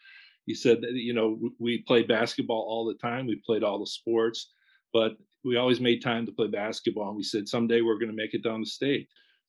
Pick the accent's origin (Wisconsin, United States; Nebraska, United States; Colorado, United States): Wisconsin, United States; Kohler; moved away as an adult; also born or lived in North Carolina; I grew up here in Kohler, one of seven kids, middle child, competitive family, big family